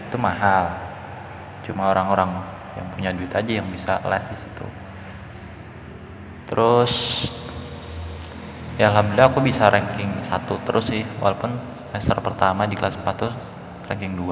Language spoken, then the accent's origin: Indonesian; Depok, West Java, Indonesia; masa kecilku tuh aku habiskan di Depok Depok Jawa Barat jadi suasananya tuh waktu itu waktu masih kecil Depok tuh masih kayak ya belum seramis sekarang